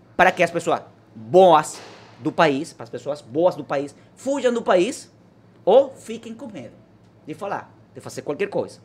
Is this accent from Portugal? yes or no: no; Venezuela; Portuguese is a second language; moved away as an adult; now in Brazil; Eu queria libertar meu país